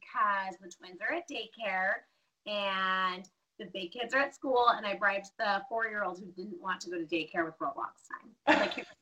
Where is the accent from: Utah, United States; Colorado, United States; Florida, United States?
Colorado, United States; Denver; moved away as an adult; now in Caldwell, United States; I was born and raised in Denver